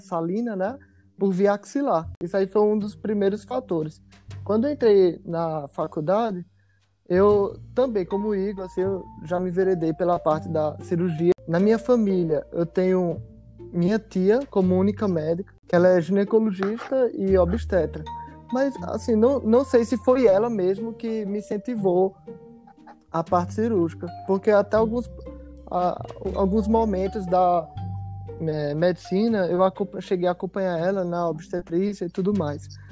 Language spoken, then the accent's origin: Portuguese; Paraíba, Brazil; moved away as an adult; now in Rio de Janeiro, Brazil; Vim direto da Paraíba pela primeira vez morando fora aqui no Rio de Janeiro. Eu já era cirurgião quando eu saí da Paraíba